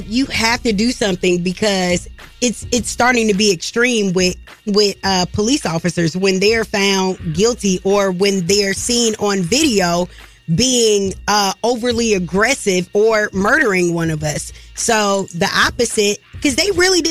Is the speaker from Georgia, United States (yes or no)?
yes; Clayton County, Georgia, United States; I grew up in Clayton County